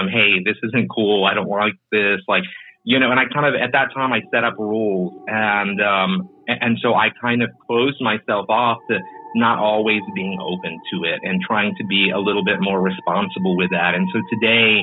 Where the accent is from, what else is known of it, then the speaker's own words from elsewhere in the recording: Texas, United States; also born or lived in San Antonio, Texas; living in San Antonio for a long time and growing up in Texas